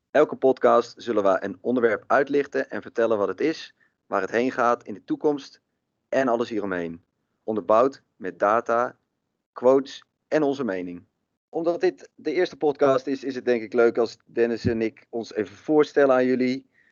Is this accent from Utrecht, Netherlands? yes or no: yes; Maarssen, Utrecht, Netherlands; ik kom uit Maarsen.